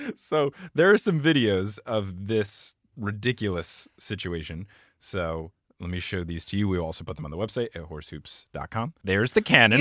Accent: New Jersey, United States; I had a childhood basketball book when I was growing up in New Jersey

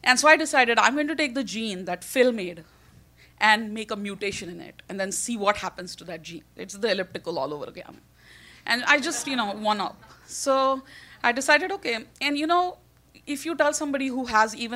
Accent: India; now in New York, United States; I'm Indian

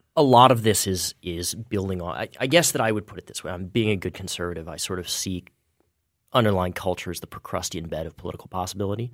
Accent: Kansas, United States; my home state, the state of Kansas

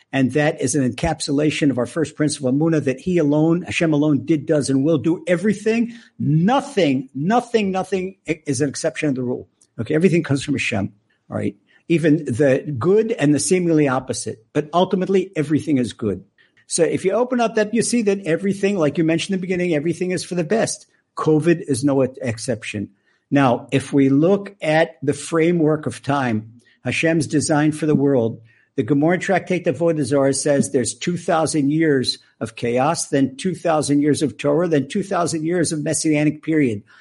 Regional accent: suburban Maryland, United States; accent: American; moved away as an adult; now in Israel; I was born in the U S. I've been in Israel since nineteen seventy. I grew up in, uh, suburban Maryland

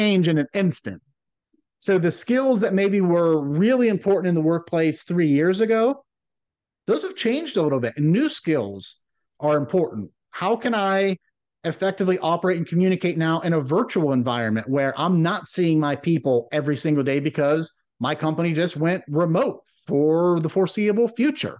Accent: Rust Belt of Ohio, United States; growing up in the Rust Belt of Ohio

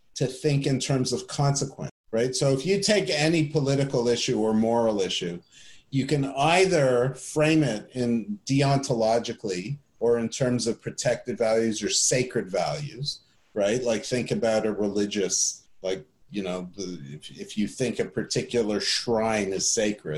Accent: Canada; I grew up in Canada

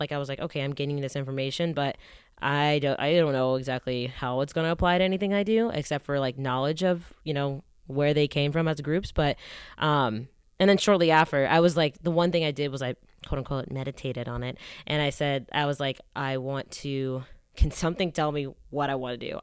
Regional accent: Atlanta, Georgia, United States; moved away as an adult; also born or lived in Ann Arbor, Michigan / New York / Los Angeles; I'm from Atlanta

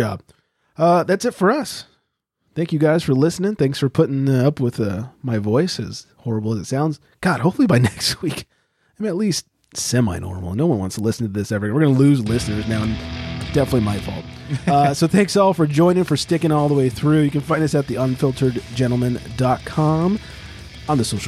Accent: California, United States; as a Californian

